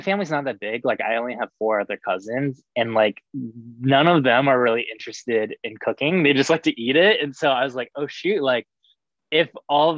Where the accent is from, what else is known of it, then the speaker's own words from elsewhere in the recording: Cincinnati, Ohio, United States; also born or lived in Texas; I grew up in Cincinnati